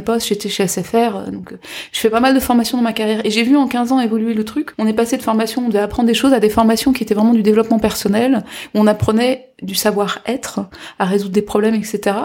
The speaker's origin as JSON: {"language": "French", "region": "Guadeloupe", "country": "France", "moved": "yes", "said": "Moi je suis de Guadeloupe"}